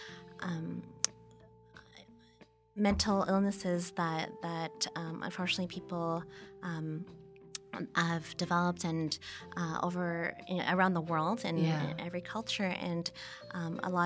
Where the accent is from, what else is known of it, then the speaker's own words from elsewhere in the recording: Toronto, Ontario, Canada; I was born and I grew up in Toronto in Canada